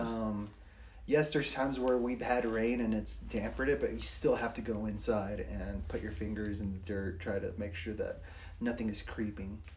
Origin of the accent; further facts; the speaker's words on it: Los Angeles, California, United States; now in Flagstaff, United States; I'm also from Los Angeles